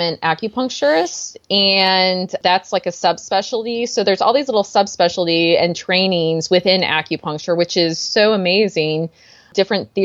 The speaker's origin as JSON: {"language": "English", "region": "Missouri", "country": "United States", "moved": "yes", "lives_now": "California, United States", "said": "I'm from Missouri"}